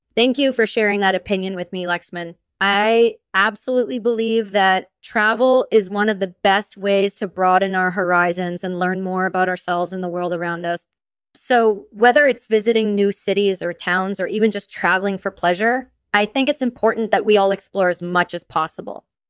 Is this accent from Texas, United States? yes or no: no; Clarksburg, West Virginia, United States; I'm from Clarksburg, West Virginia.